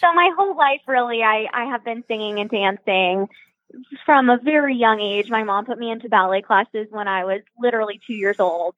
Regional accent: Phoenix, Arizona, United States; moved away; also born or lived in Michigan; I am from Phoenix, but I went to college at University of Michigan

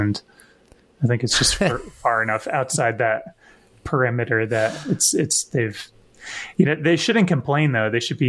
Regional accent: the Northeast, New England, United States; I'm from the Northeast

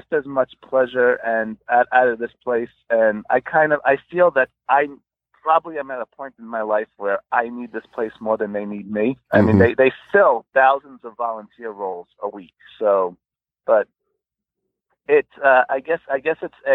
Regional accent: New York City, New York, United States; moved away as an adult; now in Orlando, United States; I was born and raised in New York City

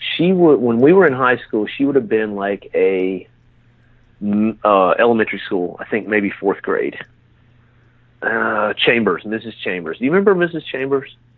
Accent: Haleyville, Alabama, United States; me and you are from the same town, so we're, we're both from Haleyville, Alabama

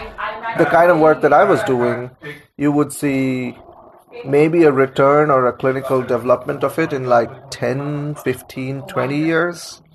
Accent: Kolkata, West Bengal, India; moved away as an adult; now in United States; growing up in Calcutta, India

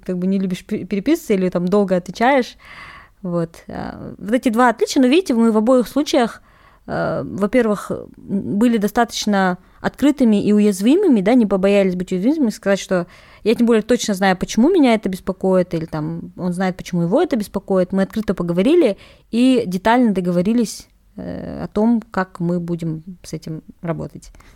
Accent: Kazakhstan; Я казашка

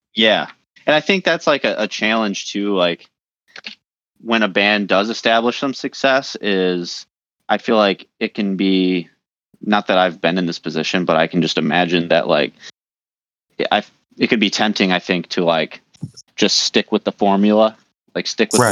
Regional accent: Detroit, Michigan, United States; we're from the Detroit area

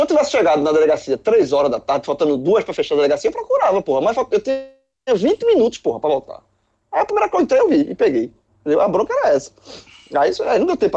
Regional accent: Recife, Pernambuco, Brazil; eu sou do Recife

